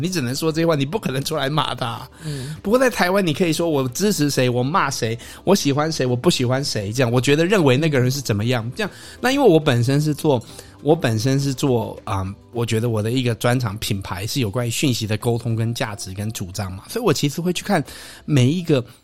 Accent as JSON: {"language": "Chinese", "country": "Canada", "tie": "born or raised there", "also_born_or_lived": "Taiwan", "moved": "yes", "said": "在加拿大长大的台湾人啊，因为我就觉得我始终是一个台湾人"}